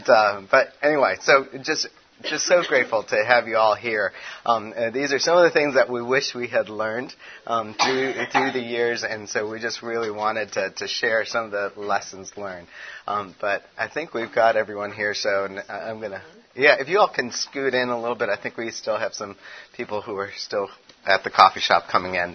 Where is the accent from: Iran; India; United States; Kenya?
United States; Chicago, Illinois; also born or lived in California; now in Tennessee, United States; I'm from Chicago